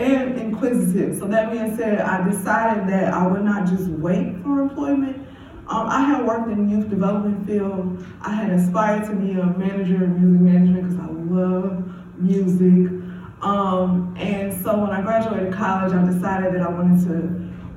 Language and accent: English; Chicago, Illinois, United States; growing up on the south side of Englewood